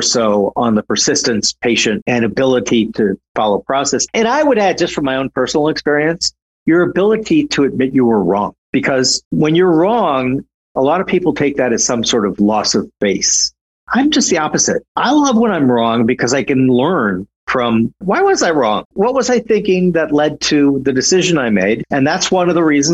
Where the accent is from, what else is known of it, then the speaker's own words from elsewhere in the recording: St. Paul, Minnesota, United States; I'm originally from St. Paul, Minnesota, which was the Twin Cities